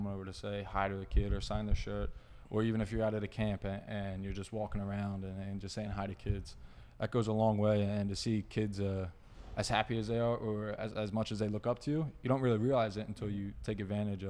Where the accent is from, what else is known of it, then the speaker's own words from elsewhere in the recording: Philadelphia, Pennsylvania, United States; I support the Eagles because I'm from Philly